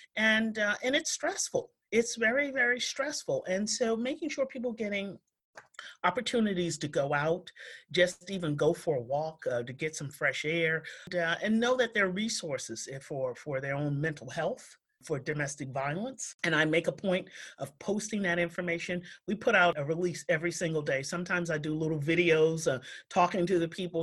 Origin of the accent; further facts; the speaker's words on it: New York, United States; now in Framingham, United States; I grew up in New York